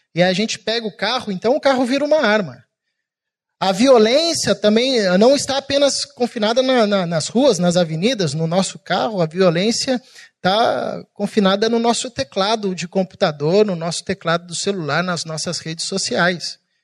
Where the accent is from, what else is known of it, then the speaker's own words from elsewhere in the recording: São Paulo, Brazil; now in Rio de Janeiro, Brazil; eu sou paulista